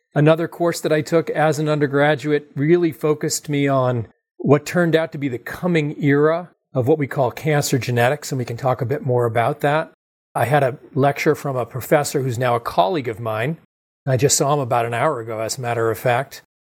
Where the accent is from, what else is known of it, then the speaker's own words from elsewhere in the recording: Massachusetts, United States; also born or lived in California; I grew up in Massachusetts.